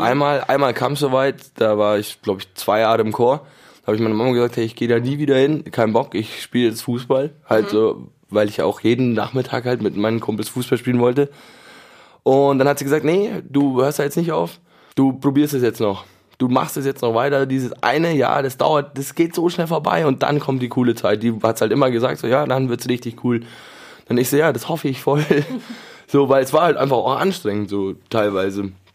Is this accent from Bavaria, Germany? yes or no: yes; Munich, Bavaria, Germany; ich bin in München geboren